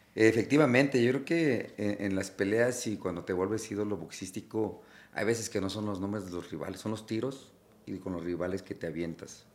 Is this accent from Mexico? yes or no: yes; Mexico; soy de México